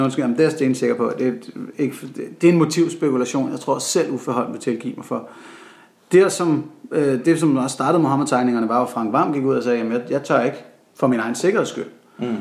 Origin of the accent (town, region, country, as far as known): Denmark